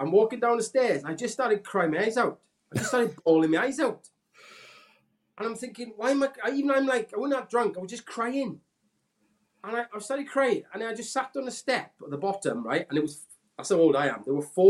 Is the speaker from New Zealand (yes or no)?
no; Aberdare, Wales, United Kingdom; I'm from Aberdare. I'm from Aberhamon.